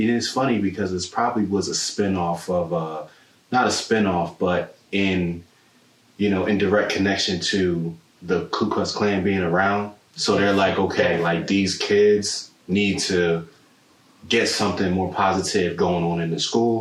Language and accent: English; Trenton, New Jersey, United States; I'm from Jersey, as you know, and I grew up around New Jersey State Prison